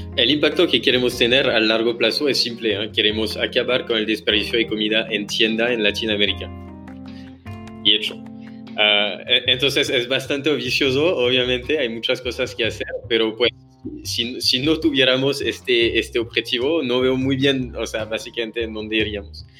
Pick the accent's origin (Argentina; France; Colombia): France; accent: French; Spanish is a second language; moved away as an adult; also born or lived in Paris / Amsterdam / Singapore / Hong Kong; now in Mexico; soy francés